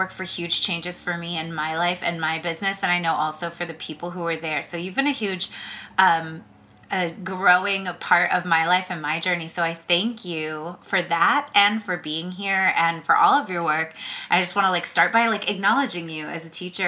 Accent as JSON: {"language": "English", "area": "the Bay Area", "region": "California", "country": "United States", "said": "we're both from the Bay"}